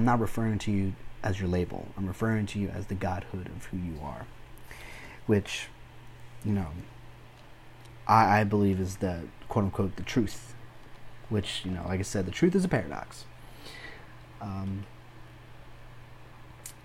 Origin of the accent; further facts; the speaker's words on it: Mexico; moved away; I'm Hispanic. I was born in Mexico